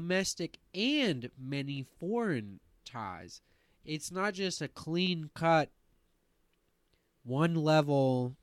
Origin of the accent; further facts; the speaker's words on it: West Virginia, United States; I grew up in West Virginia